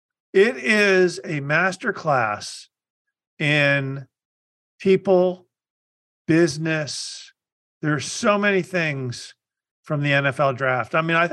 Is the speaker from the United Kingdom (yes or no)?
no; Dallas, Texas, United States; I grew up in Dallas, and my next-door neighbor was Walt Garrison, and the guy who lived behind me was Golden Richards.